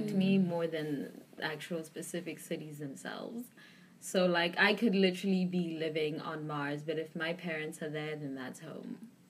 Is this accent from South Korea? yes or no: no; South Africa; also born or lived in Belgium / Geneva / Los Angeles; now in New York, United States; so I am South African, 100%. Mm-hmm. I do not have a blood of anything else. I was born in South Africa, and I've lived in, like, Belgium, Geneva, LA, and now New York.